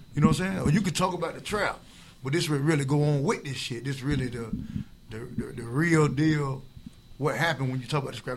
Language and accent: English; Tampa, Florida, United States; I'm from Tampa